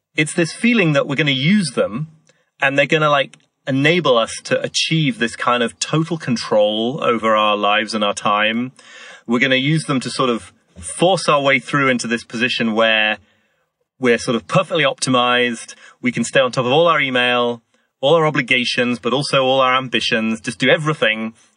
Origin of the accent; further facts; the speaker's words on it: York, Yorkshire and the Humber, United Kingdom; I grew up in York in the north of England